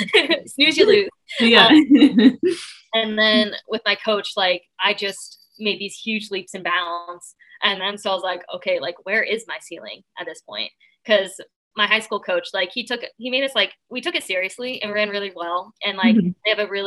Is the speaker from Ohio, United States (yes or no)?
yes; Ohio, United States; In Central Ohio.